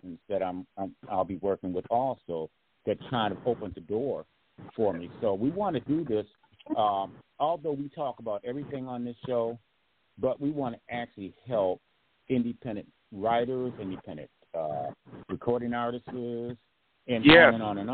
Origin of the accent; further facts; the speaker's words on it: Grand Rapids, Michigan, United States; moved away; Grand Rapids, my hometown